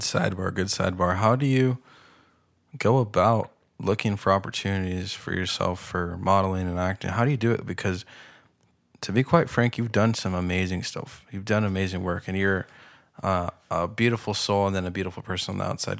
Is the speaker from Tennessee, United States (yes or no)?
no; Pasadena, California, United States; I'm from Pasadena